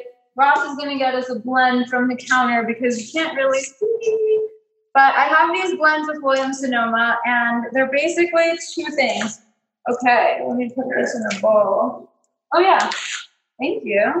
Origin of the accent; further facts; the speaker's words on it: Mexico; moved away; loved piñatas growing up in Mexico